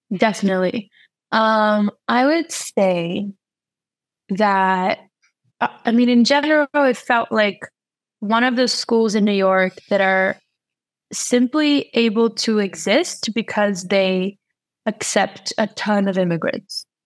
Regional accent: São Paulo, Brazil; English is a second language; moved away as an adult; also born or lived in New York / North Carolina; I'm from uh, São Paulo, Brazil

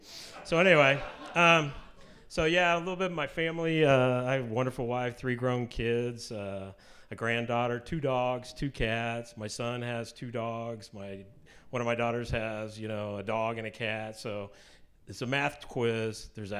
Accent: Kansas City, Missouri, United States; also born or lived in Utah; I grew up in Kansas City, grew up in the Methodist Church.

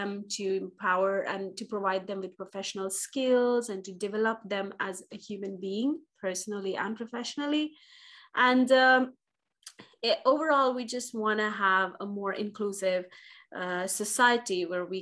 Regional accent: India; now in Finland; I'm originally from India

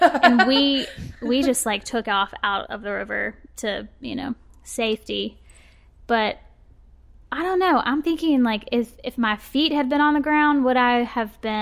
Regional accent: Birmingham, Alabama, United States; also born or lived in Auburn, Alabama; I'm from Birmingham. I've lived here basically my whole life, except for when I went to college at Auburn.

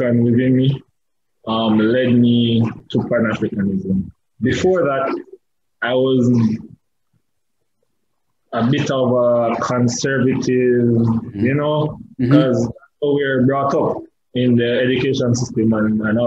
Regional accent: Jamaica; I'm a Jamaican, first of all, which is probably something that people wouldn't know, mm-hmm. Or probably realize from the accent.

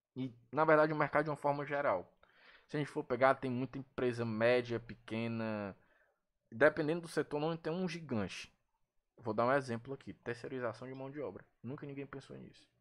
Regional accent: Ceará, Brazil; aqui no nosso, pelo menos no nosso estado

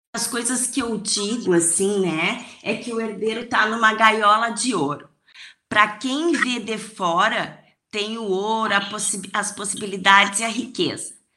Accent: Rio Grande do Sul, Brazil; como uma boa gaúcha

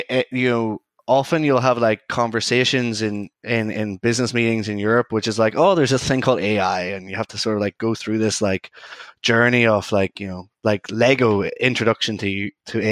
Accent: Ireland; now in London, United Kingdom; I'm an Irish data scientist

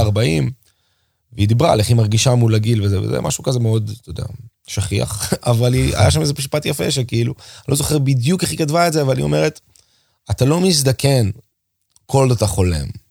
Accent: Israel; אני פתאום מגיע מארץ ישראל, שזה המקום שלנו

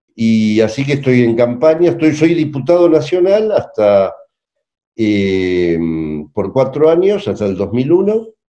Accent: La Plata, Buenos Aires Province, Argentina; Yo soy de La Plata, vivo en La Plata

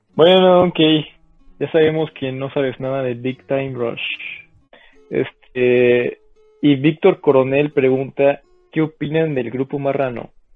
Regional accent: Mexico; nos une como mexicanos

